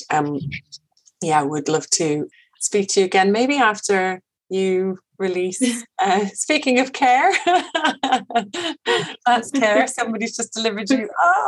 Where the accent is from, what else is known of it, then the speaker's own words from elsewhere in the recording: Birmingham, West Midlands, United Kingdom; now in Leitrim, Ireland; no, yeah, I am from here. I'm from Birmingham. Yeah, I live here in Leitrim.